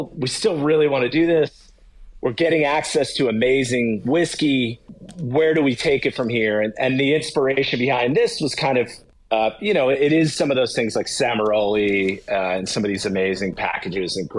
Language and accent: English; New Jersey, United States; I'm from New Jersey.